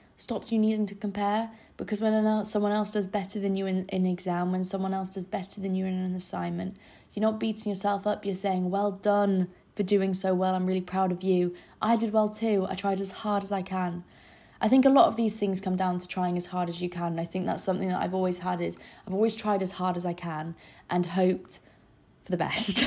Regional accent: Scarborough, Yorkshire and the Humber, United Kingdom; moved away as an adult; now in London, United Kingdom; I'm from Scarborough in the north, so north of England. I live by the seaside

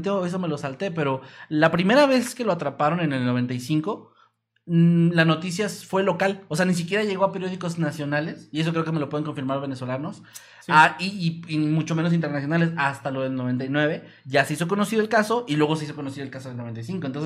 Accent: Mexico City, Mexico; now in Querétaro, Mexico; Yo, yo soy un chilango viviendo en Querétaro.

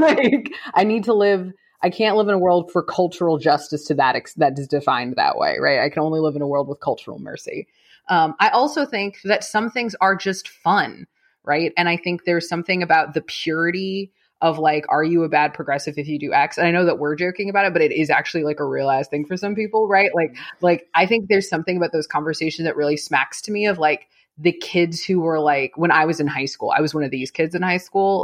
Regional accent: California, United States; moved away; also born or lived in Texas; I'm from California

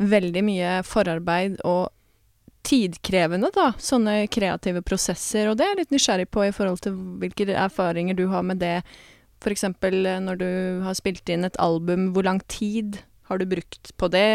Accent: Porsgrunn, Telemark, Norway; now in Oslo, Norway

